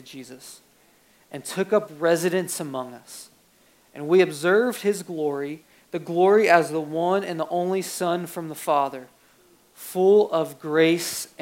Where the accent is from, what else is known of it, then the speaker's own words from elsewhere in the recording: Ohio, United States; moved away as an adult; now in Portland, United States; I'm from Ohio